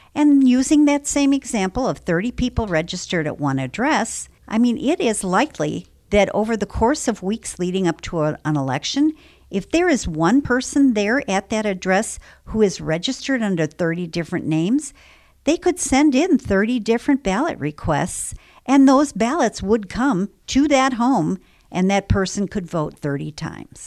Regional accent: Illinois, United States; I'm from Illinois

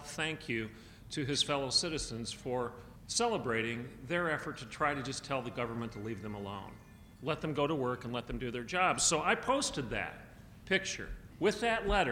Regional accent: Hillsdale, Michigan, United States; I hail from Michigan. I grew up in Hillsdale, Michigan.

